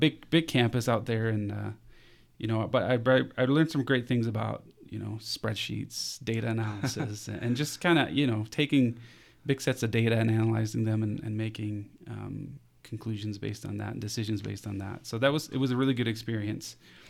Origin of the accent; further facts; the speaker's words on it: Capital Region, Denmark; So yeah, I was born and raised in Denmark, just outside Copenhagen, which is the capital of Denmark.